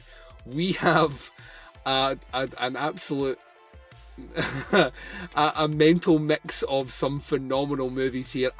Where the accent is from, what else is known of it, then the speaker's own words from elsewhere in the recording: Scotland, United Kingdom; I'm Scottish